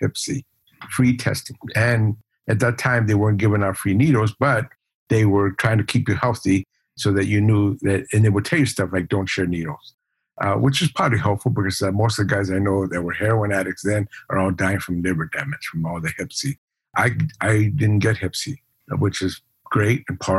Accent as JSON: {"language": "English", "town": "Los Angeles", "region": "California", "country": "United States", "tie": "born or raised there", "also_born_or_lived": "El Paso, Texas / Ciudad Juarez, Mexico", "said": "I grew up in Watts, went to East"}